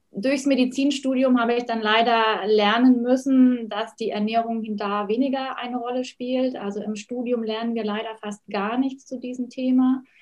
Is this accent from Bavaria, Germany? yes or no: yes; Oberstdorf, Bavaria, Germany; Ja, also ich komme ja aus den Bergen, aus dem schönen Allgäu, aus Oberstdorf. Und da bleibt es natürlich nicht aus, dass man Ski fährt.